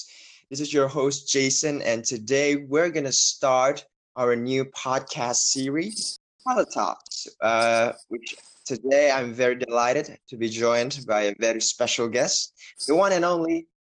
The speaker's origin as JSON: {"language": "English", "country": "Indonesia", "said": "I'm from Indonesia, man. Bali"}